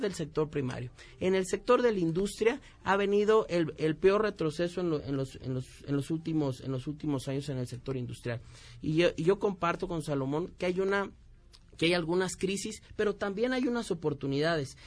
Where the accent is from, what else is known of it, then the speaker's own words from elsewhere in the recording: Michoacán, Mexico; yo vengo de Michoacán